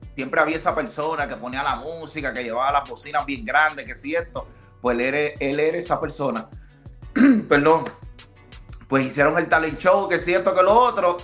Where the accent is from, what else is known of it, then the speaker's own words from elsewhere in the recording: Puerto Rico; moved away as an adult; also born or lived in Dominican Republic; now in United States; Yo soy dominicano. Ah, yo nací, nací en la República Dominicana y como a los ocho años de edad, pues me mudé con mi papá para Puerto Rico y de los ocho años, pues siempre viví mi vida en Puerto Rico